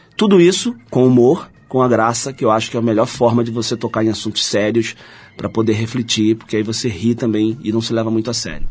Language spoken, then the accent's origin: Portuguese; Rio de Janeiro, Brazil; sou carioca, da Gema, porque nasci no centro do Rio de Janeiro